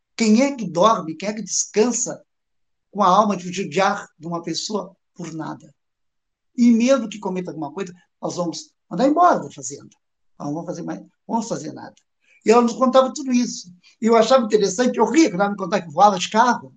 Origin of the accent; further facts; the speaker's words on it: Jaguarão, Rio Grande do Sul, Brazil; moved away as an adult; now in Pelotas, Brazil; nasci na cidade de Jaguarão